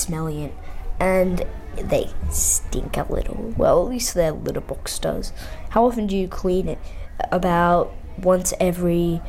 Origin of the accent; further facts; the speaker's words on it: Australia; I'm 10 from Australia, not Austria